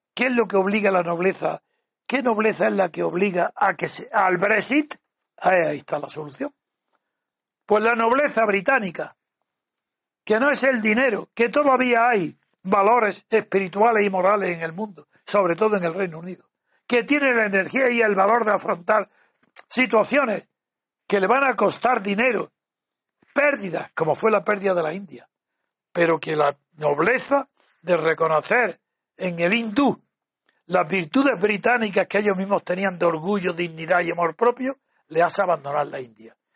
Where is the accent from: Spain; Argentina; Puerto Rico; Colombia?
Spain; Yo no soy inglés ni británico, soy español y un español imposible de disimular allá donde se me mire